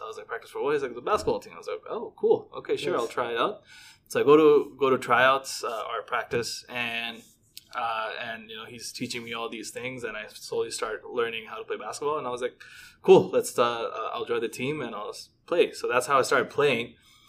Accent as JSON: {"language": "English", "country": "Bangladesh", "tie": "born or raised there", "moved": "yes", "lives_now": "Toronto, Canada", "said": "back home, back in my home country from Bangladesh."}